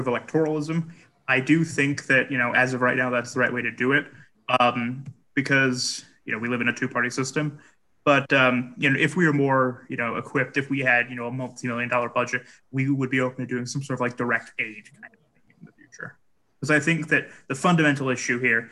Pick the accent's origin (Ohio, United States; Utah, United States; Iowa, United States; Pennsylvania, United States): Iowa, United States; I am from Iowa